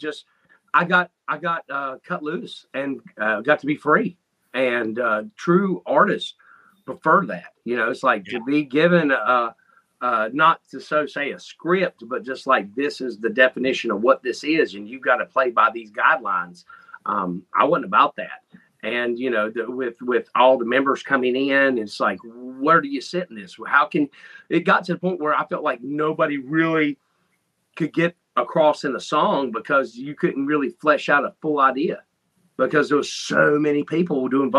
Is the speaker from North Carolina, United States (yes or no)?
yes; North Carolina, United States; moved away as an adult; now in Ohio, United States; I'm originally from North Carolina.